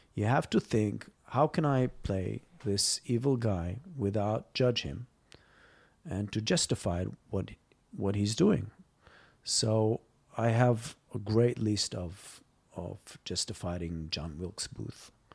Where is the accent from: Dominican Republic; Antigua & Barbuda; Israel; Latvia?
Israel; moved away as an adult; also born or lived in Los Angeles, United States; When I came back from Los Angeles in two thousand nine, um, after almost ten years, uh, out of Israel, I came here just to do a few projects